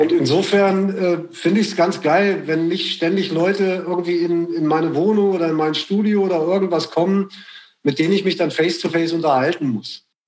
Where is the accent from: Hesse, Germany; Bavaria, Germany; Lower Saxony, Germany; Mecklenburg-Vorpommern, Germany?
Lower Saxony, Germany; Braunschweig; bei uns in Braunschweig